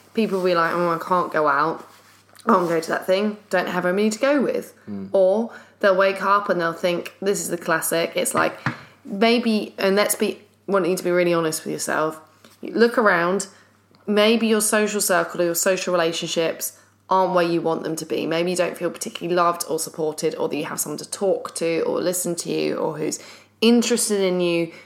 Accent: London, United Kingdom; we're from London

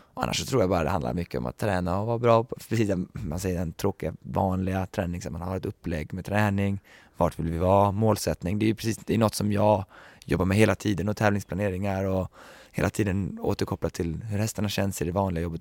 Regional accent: Sweden; moved away; Jag har ju bara varit hemma i Sverige här i mindre än ett år nu

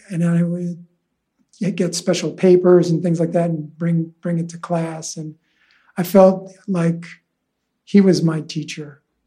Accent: Huntington, New York, United States; also born or lived in Manhattan, New York City; And so I grew up on Long Island.

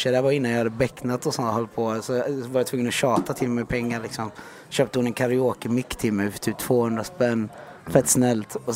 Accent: Iran; jag är också iranier. Jag är också 12 år.

